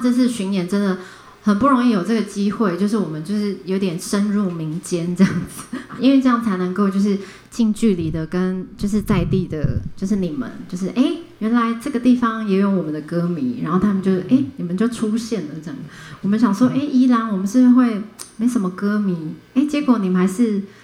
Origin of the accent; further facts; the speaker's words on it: a small town in Nantou, Nantou County, Taiwan; 我小时候也是在小镇长大的，然后跟阿嬷住在南投的小镇上面